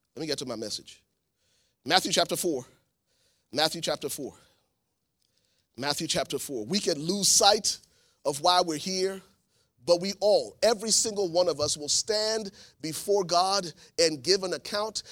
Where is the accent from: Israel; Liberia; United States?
Liberia; moved away; I'm from Liberia, West Africa